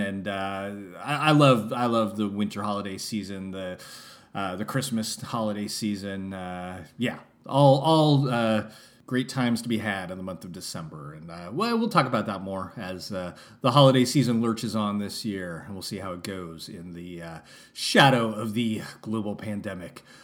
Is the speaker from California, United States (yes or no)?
yes; San Francisco, California, United States; I only lived in San Francisco from the years of zero to five, and then I never lived there again